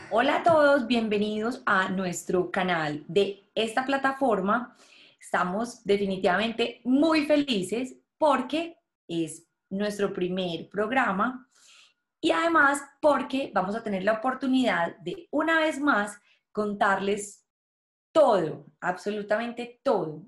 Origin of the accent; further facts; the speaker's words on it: Colombia; moved away; yo soy de Colombia